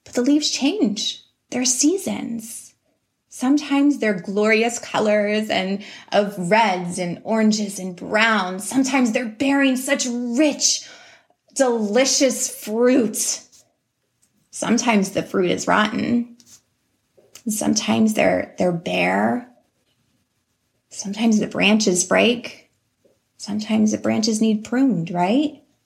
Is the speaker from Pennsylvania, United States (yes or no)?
yes; Pittsburgh, Pennsylvania, United States; I'm from Pennsylvania, um, Pittsburgh, Pennsylvania.